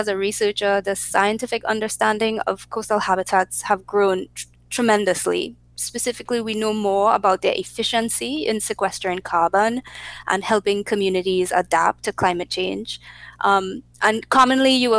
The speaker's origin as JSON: {"language": "English", "country": "Trinidad & Tobago", "moved": "as an adult", "lives_now": "United States", "said": "I'm from Trinidad, we have beautiful beaches."}